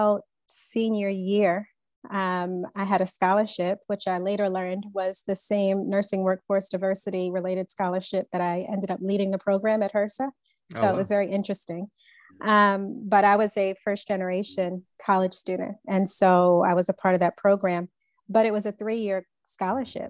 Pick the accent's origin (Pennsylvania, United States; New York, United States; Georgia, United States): New York, United States; Long Island; I grew up on Long Island